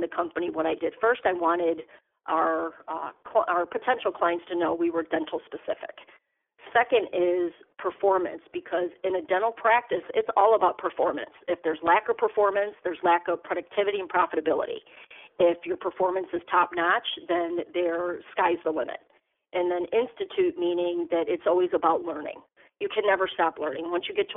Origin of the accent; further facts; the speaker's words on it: Chicago, Illinois, United States; also born or lived in East Coast; I'm actually originally from Chicago, but I took a hiatus on the East Coast. I came back to Chicago